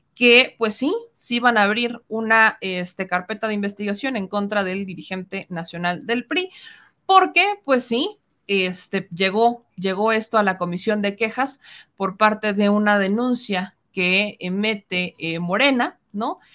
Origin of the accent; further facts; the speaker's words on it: Mexico; nosotros como mexicanos